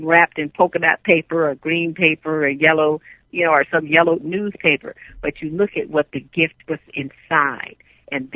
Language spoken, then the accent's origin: English; San Francisco, California, United States; I grew up in San Francisco